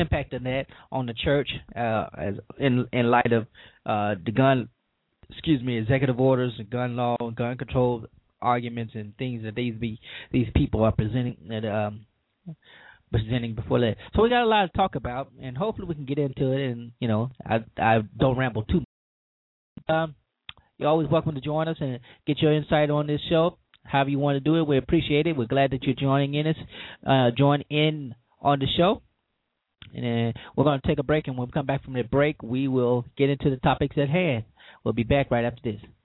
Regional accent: Louisiana, United States; my home state

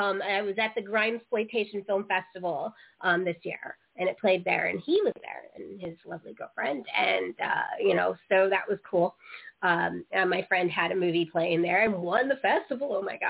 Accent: San Francisco Bay Area, California, United States; also born or lived in Denver / Aurora / Blairstown; now in Maryland, United States; I lived outside in Aurora, but I'm originally from the San Francisco Bay Area, and I'm in Maryland now.

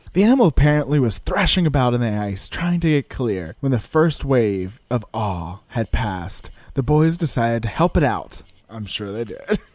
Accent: Louisiana, United States; I'm from Louisiana

